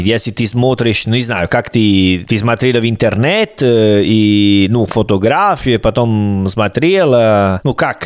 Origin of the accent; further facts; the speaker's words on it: Salerno, Campania, Italy; Russian is a second language; moved away as an adult; also born or lived in Rome / Berlin / Volgograd; я из Салерно